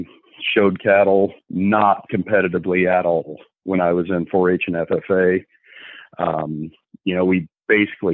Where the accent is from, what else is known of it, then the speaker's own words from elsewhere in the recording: Little York, Illinois, United States; I'm from Little York, Illinois, born and raised here.